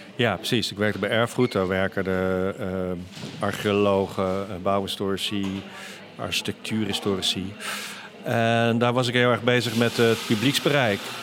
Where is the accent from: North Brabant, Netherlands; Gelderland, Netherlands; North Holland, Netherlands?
North Holland, Netherlands; Amsterdam; also born or lived in Utrecht; now in Doorn, Netherlands; ik ben echt een Amsterdammer dan, ja. ik ben in Amsterdam geboren